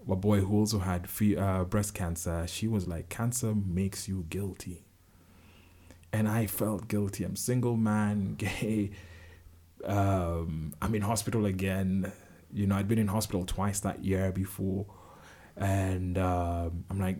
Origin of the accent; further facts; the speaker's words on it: Kenya; as a Kenyan man